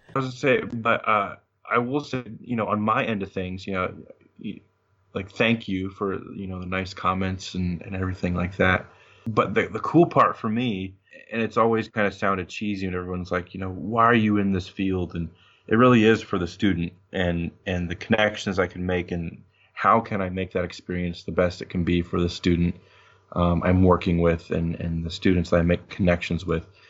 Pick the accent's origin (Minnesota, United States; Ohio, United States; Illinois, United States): Illinois, United States; Monmouth; moved away; also born or lived in Peoria, Illinois; my parents lived in Monmouth